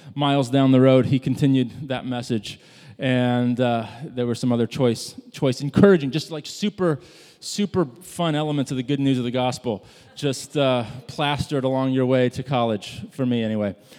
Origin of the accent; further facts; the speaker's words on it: Midwest, United States; I grew up in the Midwest